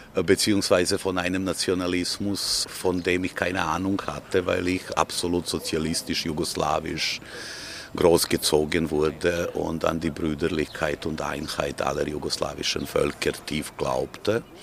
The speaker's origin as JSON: {"language": "German", "town": "Belgrade", "country": "Serbia", "tie": "born or raised there", "second_language": "German", "moved": "as an adult", "lives_now": "Vienna, Austria", "said": "Ich bin äh, ein, äh, sagen wir, gebürtiger Belgrader mit zwei gebürtigen Elternteilen, die auch Belgrader waren"}